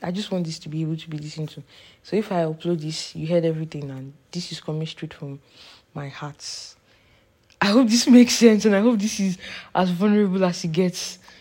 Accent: Nigeria; moved away as an adult; now in Canada; I took a trip from Canada, the place where I study, to Nigeria, my hometown

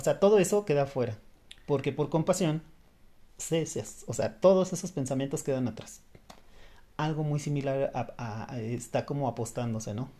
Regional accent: Mexico; Los mexicanos

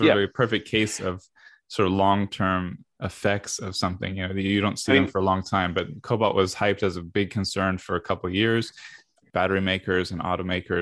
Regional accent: United States; being American

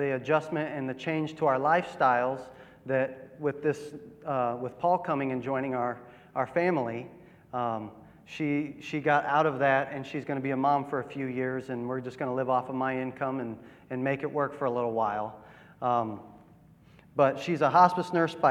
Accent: Akron, Ohio, United States; moved away as an adult; now in New Philadelphia, United States; I grew up in Akron, Ohio

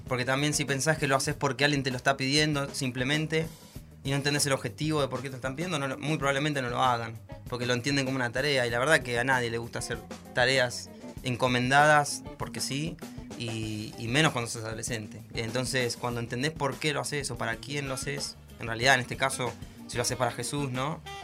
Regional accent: Monte Grande, Buenos Aires Province, Argentina; yo soy de Montelande

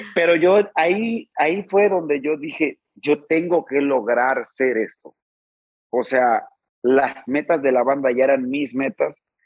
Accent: Rosario, Sinaloa, Mexico; also born or lived in Mazatlán; de mi tierra, de Rosario

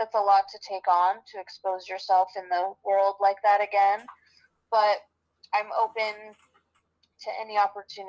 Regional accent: Los Angeles, California, United States; also born or lived in Hollywood, Florida / Manhattan, New York; I grew up in Manhattan until I was 9, and then we moved to Los Angeles.

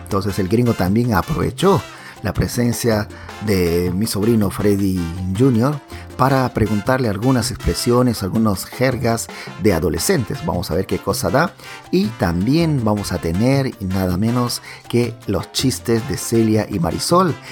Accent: Pucallpa, Ucayali, Peru; now in Canada; la misma ciudad donde yo nací también

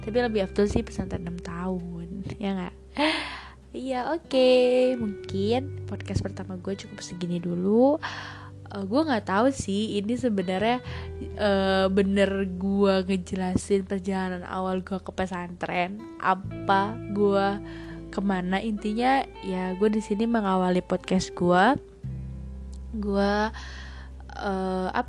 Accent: Jakarta, Indonesia; gue dari Jakarta terus kan gue ke daerah beda kan kayak semua pemikiran apa itu beda sama gue yang emang orang mikir gue tuh kalau ngomong nyolot lah apalah inilah tapi gue tuh sebenernya ya emang Jakarta ya gini gitu loh

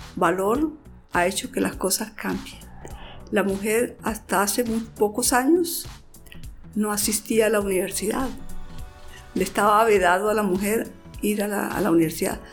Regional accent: Santander, Colombia; yo vengo de Santander

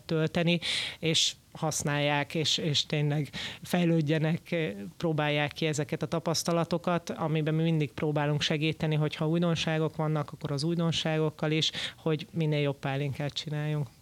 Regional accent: Hungary; magyarok vagyunk

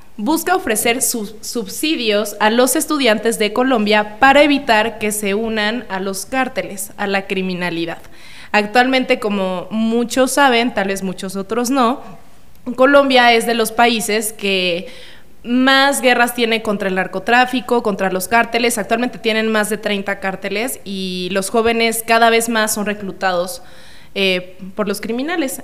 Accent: Cuernavaca, Morelos, Mexico; yo soy de Cuernavaca. Entonces, yo estudié en la Universidad Autónoma del Estado de Morelos

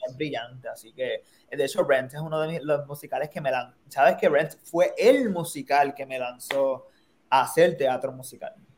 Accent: Puerto Rico; now in New York, United States; un grupo de puertorriqueños que somos los Sharks

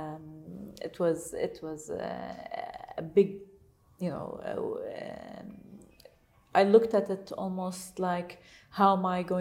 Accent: Saudi Arabia; English is a second language; moved away as an adult; now in United Arab Emirates; I'm from Saudi Arabia, they would be surprised that I've never been educated outside

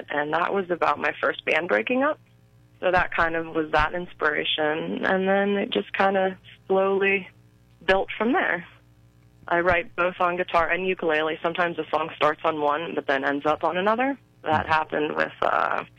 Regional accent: Clarion County, Pennsylvania, United States; also born or lived in Punxsutawney, Pennsylvania; I was born in Punxsutawney, which is Jefferson County, but I've lived most of my life now in Clarion County

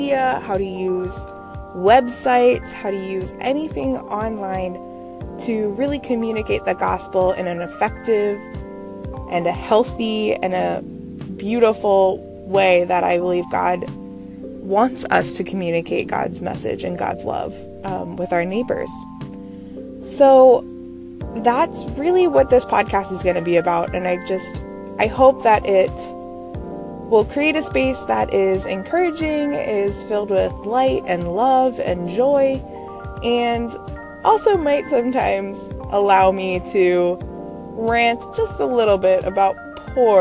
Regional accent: Maryland, United States; also born or lived in Pittsburgh, Pennsylvania; now in Connecticut, United States; I'm originally from Maryland

